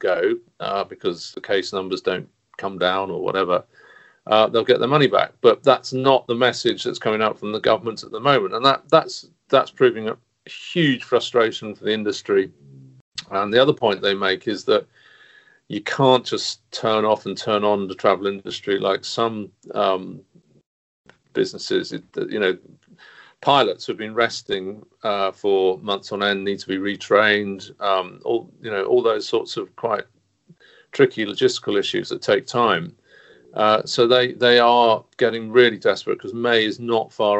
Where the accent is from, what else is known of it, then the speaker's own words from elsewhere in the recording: London, United Kingdom; speaking as a Londoner